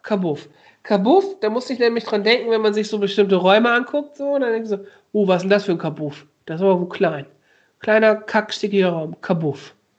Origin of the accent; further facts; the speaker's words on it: Osnabrück, Lower Saxony, Germany; moved away; Ich komm ja aus Osnabrück